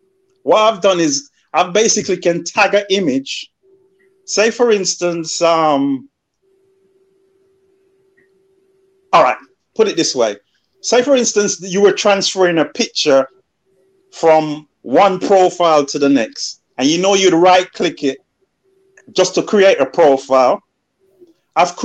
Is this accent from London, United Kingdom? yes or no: yes; London, United Kingdom; moved away as an adult; also born or lived in Birmingham; I came from London